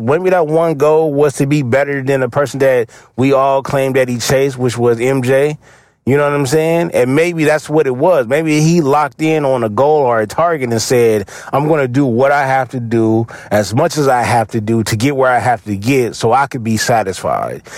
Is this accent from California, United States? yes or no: yes; Los Angeles, California, United States; I'm from the East Side, so Green Meadows was one of the parks that I used to go hoop at a lot